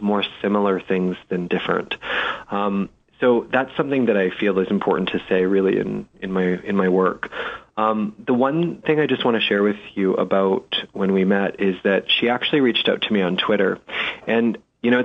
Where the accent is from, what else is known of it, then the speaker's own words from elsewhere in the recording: London, Ontario, Canada; moved away as an adult; my hometown was in London, Ontario, Canada